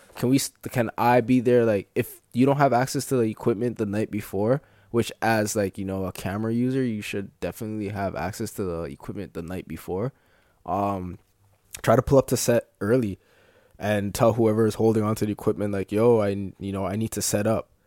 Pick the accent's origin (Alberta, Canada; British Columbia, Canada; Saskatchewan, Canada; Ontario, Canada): Ontario, Canada; Brampton; I'm from Brampton